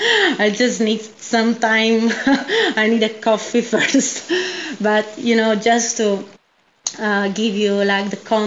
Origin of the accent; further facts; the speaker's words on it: Ceglie Messapica, Apulia, Italy; I grew up in the south, in a region called Puglia, and exactly in a little town of 20,000 people called Ceglieme Sapica, which is, basically towards the middle of Puglia region.